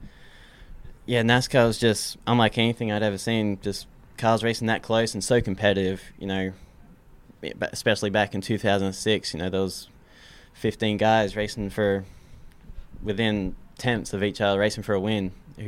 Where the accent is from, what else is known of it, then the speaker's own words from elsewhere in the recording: Australia; I was born and raised in Australia, a small country town in Australia.